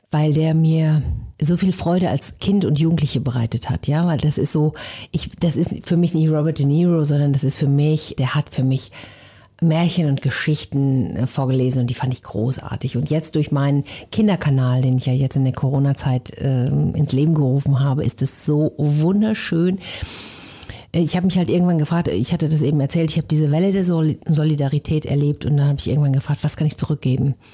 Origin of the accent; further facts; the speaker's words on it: North Rhine-Westphalia, Germany; accent: Westphalian; Also ich komme im Ursprung aus Ostwestfalen. Ich bilde mir ein, man hört das nicht mehr so doll, aber jeder, der sich ein bisschen auskennt, der hört es dann